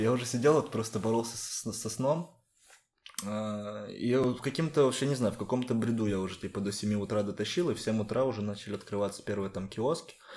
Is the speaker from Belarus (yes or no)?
no; Ukraine; moved away as an adult; now in Lisbon, Portugal; Я говорю, с Украины